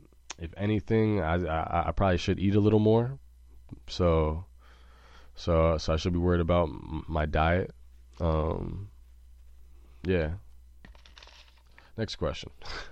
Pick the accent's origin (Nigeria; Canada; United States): United States; Junction City, Kansas; born there; For a lot of people that don't know, I was born in Junction City, Kansas.